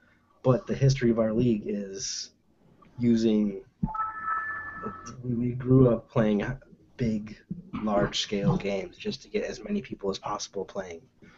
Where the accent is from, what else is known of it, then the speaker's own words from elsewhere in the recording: Michigan, United States; Like, we're all from Michigan